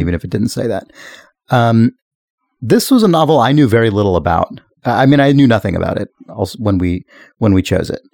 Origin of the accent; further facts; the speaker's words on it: United States; as an American